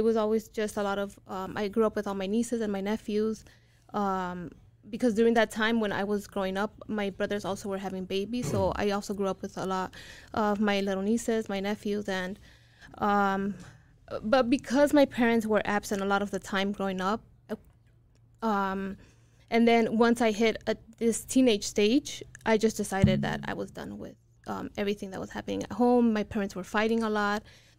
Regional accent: Long Beach, California, United States; I'm from Long Beach, California.

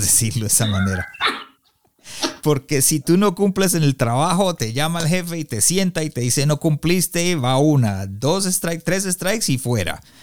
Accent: Colombia; now in Canada; yo soy colombiano, pero vivo en Canadá

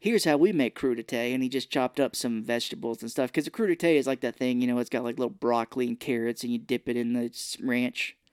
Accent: Missouri, United States; I grew up here in Missouri

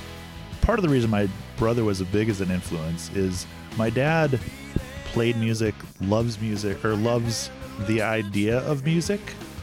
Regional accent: Orlando, Florida, United States; I grew up in Orlando, Florida.

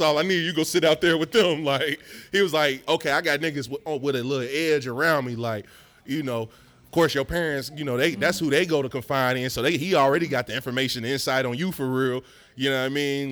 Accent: Lincoln Heights, Ohio, United States; also born or lived in West Chester, Ohio; I'm from Lincoln Heights.

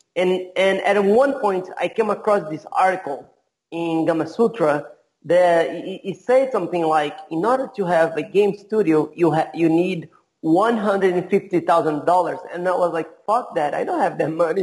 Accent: Brazil; also born or lived in California; I'm from Brazil. I, I have been all over the place. I used to live in California for a little while. I live in many different cities uh, in Brazil

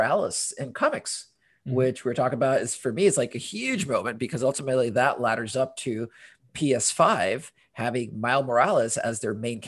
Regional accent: Honduras; also born or lived in London, United Kingdom / United States; now in Portland, United States

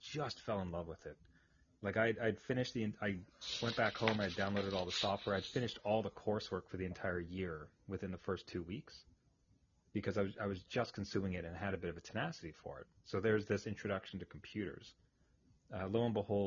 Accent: Ayr, Ontario, Canada; now in Ottawa, Canada; I grew up in a little cow town, a place called Ayr. Spelled A-Y-R, of all places.

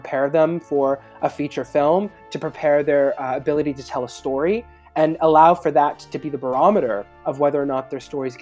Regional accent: Canada; especially as English Canadian filmmakers

